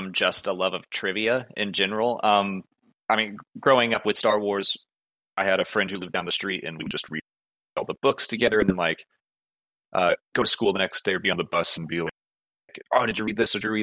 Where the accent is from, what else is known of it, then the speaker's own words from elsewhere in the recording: Atlanta, Georgia, United States; I'm from Atlanta